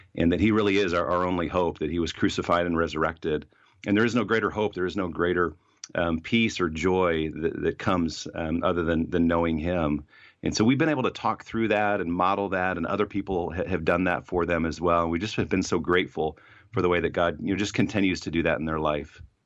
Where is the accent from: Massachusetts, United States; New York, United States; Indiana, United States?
Indiana, United States; Fort Wayne; moved away; also born or lived in Ohio; I hadn't lived in my hometown of Fort Wayne, Indiana, in a long time